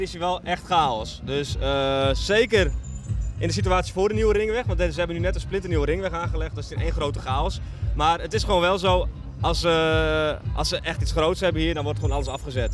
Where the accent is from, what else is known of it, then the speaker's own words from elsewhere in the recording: Netherlands; moved away as an adult; now in Albania; we zijn gewoon Nederlanders en als gezin zijn we hier naartoe gegaan